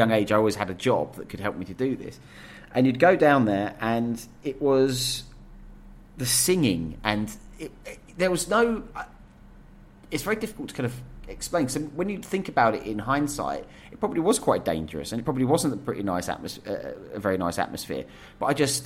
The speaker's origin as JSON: {"language": "English", "area": "Essex", "region": "East of England", "country": "United Kingdom", "tie": "born or raised there", "said": "we grew up in Essex"}